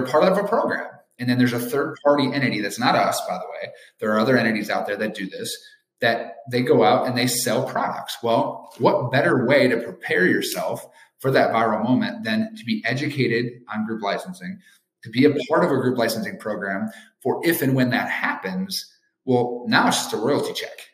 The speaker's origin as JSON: {"language": "English", "region": "Wisconsin", "country": "United States", "tie": "born or raised there", "said": "I'm a Badger, so I'm gonna go with my hometown state and my alma mater"}